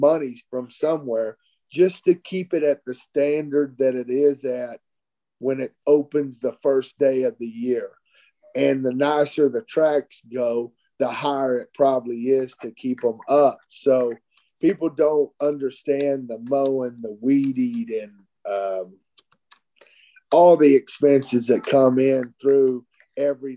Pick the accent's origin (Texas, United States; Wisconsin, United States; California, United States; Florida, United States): Texas, United States; I'm from Texas